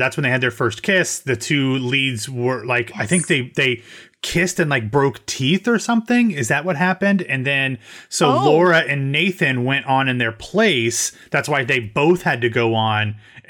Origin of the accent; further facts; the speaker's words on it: Ohio, United States; I am from Ohio.